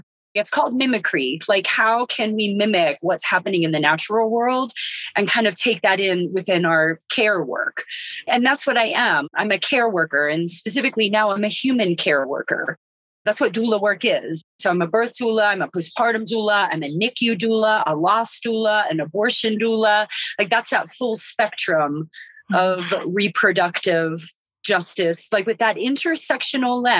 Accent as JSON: {"language": "English", "region": "West Virginia", "country": "United States", "moved": "yes", "lives_now": "Western North Carolina, United States", "said": "I'm originally from West Virginia, but we didn't farm"}